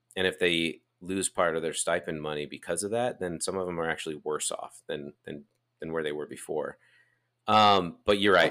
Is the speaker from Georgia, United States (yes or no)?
no; Draper, Utah, United States; we grew up in Draper. Our most formidable years took place in Draper.